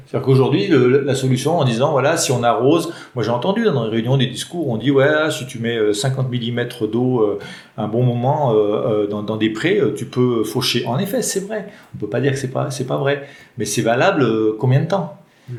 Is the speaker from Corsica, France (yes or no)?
no; Mornant, Auvergne-Rhône-Alpes, France; Uniferme à Mornan. C'est mon village natal